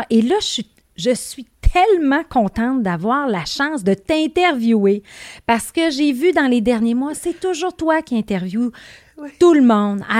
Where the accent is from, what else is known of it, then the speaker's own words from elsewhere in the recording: Saguenay, Quebec, Canada; Non, moi, je viens du Saguenay. Du Saguenay. Élevé sur des terres à patates.